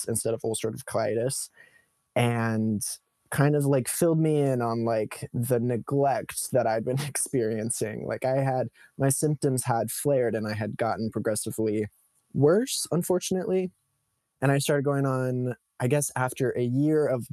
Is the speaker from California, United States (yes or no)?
yes; Modesto, California, United States; now in Los Angeles, United States; I was growing up in Modesto, California, which is a small agricultural town in the Central Valley of California